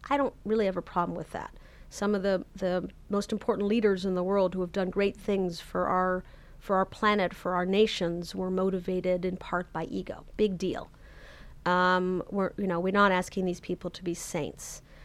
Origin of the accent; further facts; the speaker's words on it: Canada; moved away; I'm originally Canadian